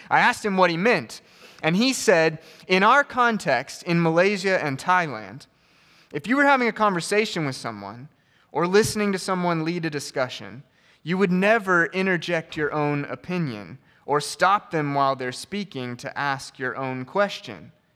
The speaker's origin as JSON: {"language": "English", "country": "United States", "said": "as an American"}